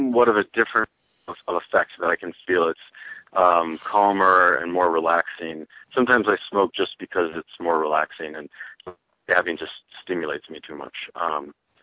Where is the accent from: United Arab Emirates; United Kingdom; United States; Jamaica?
United States; Chicago, Illinois; now in Colorado, United States; I'm from Chicago